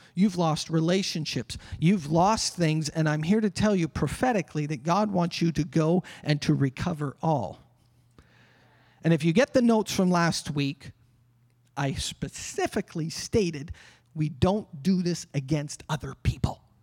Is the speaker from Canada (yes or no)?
yes; Canada; Us Canadians. Oh, we're the peace-loving country.